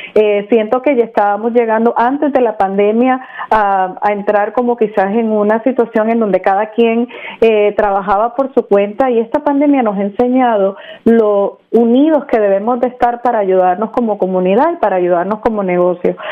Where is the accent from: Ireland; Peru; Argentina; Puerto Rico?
Puerto Rico; also born or lived in Mexico; now in Orlando, United States; yo nací en México, me crié en Puerto Rico y mi papá era de la República Dominicana